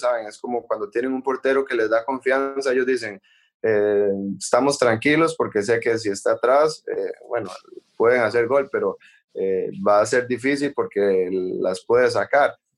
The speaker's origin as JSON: {"language": "Spanish", "country": "Costa Rica", "moved": "as an adult", "lives_now": "Paris, France", "said": "para uno como costarricense"}